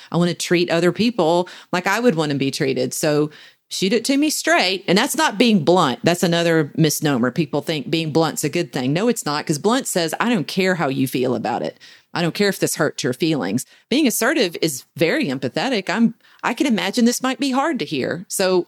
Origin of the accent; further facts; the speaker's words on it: the South, United States; We in the South uh, are almost bred to be passive aggressive